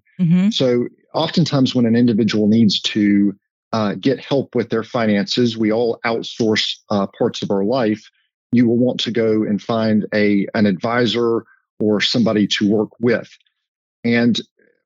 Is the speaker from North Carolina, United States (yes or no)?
yes; High Point, North Carolina, United States; I grew up in High Point